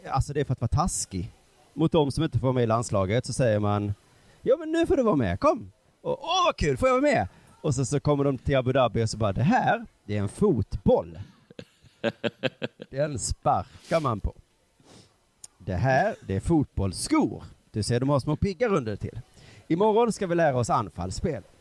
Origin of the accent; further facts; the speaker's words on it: Halmstad, Halland County, Sweden; jag växte upp utanför Halmstad.